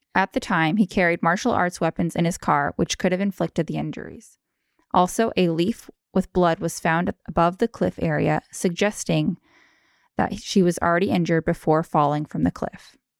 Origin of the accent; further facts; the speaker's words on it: Anchorage, Alaska, United States; I'm a born and raised Alaskan. I was born in Anchorage and lived there a good portion of my childhood.